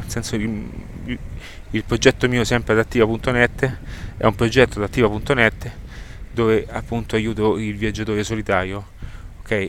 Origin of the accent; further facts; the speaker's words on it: Rome, Lazio, Italy; io sono di Roma